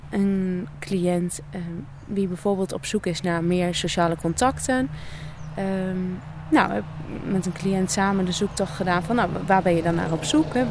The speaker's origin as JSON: {"language": "Dutch", "town": "Nijverdal", "region": "Overijssel", "country": "Netherlands", "lives_now": "Deventer, Netherlands", "said": "Ik kom oorspronkelijk uit Nijverdal. en woon op dit moment in Deventer."}